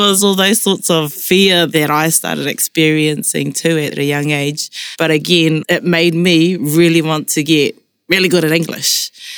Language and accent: English; New Zealand; first language Māori; English is a second language; I grew up in Te Reo Māori, so that was my first language